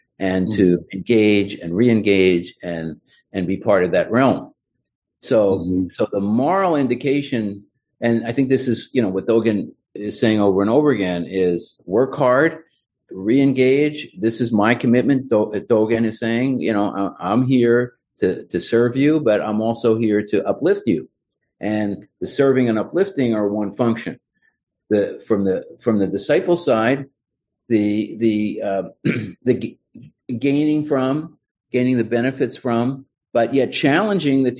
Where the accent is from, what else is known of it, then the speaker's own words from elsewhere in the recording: Philadelphia, Pennsylvania, United States; moved away as an adult; also born or lived in Miami; I was back in my hometown of Philadelphia